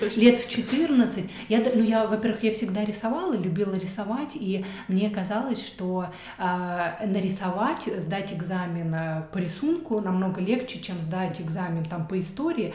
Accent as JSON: {"language": "Russian", "town": "Kaluga", "region": "Kaluga Oblast", "country": "Russia", "tie": "born or raised there", "also_born_or_lived": "Moscow, Russia / Stockholm, Sweden / Thailand", "moved": "as an adult", "lives_now": "Germany", "said": "я родилась в Калуге, город Калуга"}